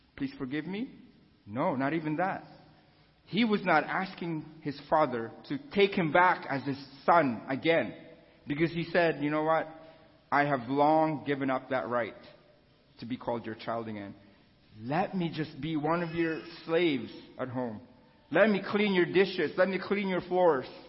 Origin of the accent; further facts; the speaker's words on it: Philippines; moved away; I was born and raised in the Philippines.